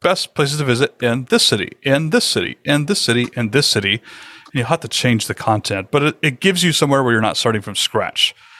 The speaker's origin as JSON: {"language": "English", "region": "the South", "country": "United States", "said": "I'm from the South"}